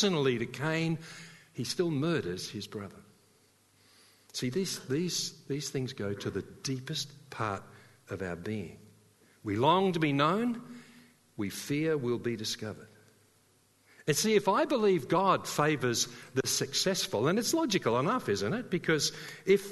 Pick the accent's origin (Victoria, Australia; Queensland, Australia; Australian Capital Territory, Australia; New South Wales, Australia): New South Wales, Australia; Sydney; moved away; I came from Sydney